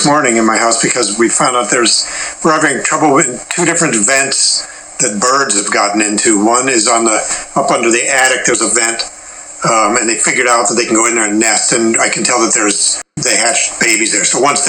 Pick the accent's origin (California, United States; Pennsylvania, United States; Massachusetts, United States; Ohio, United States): Pennsylvania, United States; Erie; also born or lived in Chicago; Erie, Pennsylvania. Erie's like a industrial city on Lake Erie. It's the one little corner of Pennsylvania that touches Lake Erie, so it's midway between Buffalo and Cleveland.